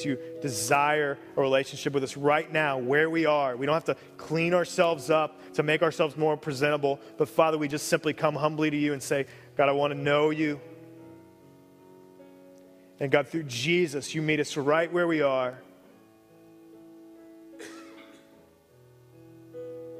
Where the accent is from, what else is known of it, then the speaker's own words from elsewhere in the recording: Cincinnati, Ohio, United States; moved away; I grew up in Cincinnati